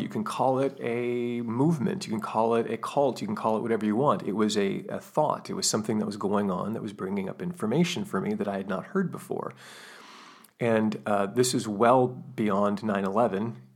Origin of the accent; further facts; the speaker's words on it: United States; I'm from the United States